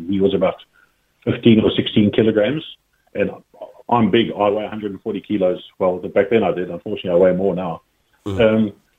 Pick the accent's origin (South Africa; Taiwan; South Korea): South Africa; Cape Town, Western Cape; now in Ireland; I grew up in Cape Town. That's where I'm from.